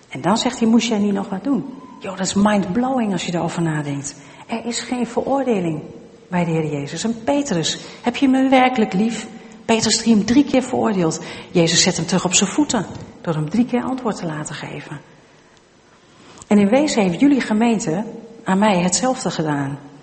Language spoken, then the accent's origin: Dutch; Twente, Overijssel, Netherlands; Ik ben zelf van Tukken